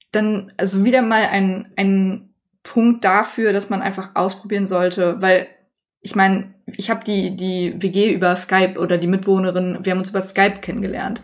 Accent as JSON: {"language": "German", "town": "Troisdorf", "region": "North Rhine-Westphalia", "country": "Germany", "tie": "born or raised there", "said": "bei uns in Trostorf gibt es das halt, also in meiner Heimat"}